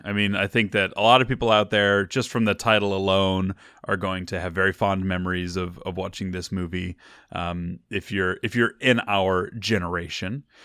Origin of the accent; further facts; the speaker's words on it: Missouri, United States; now in California, United States; when I was growing up in Missouri.